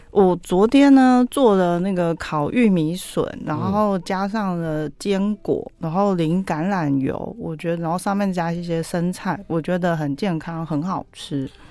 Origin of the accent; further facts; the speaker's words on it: Taiwan; 我们台湾人超爱烟熏味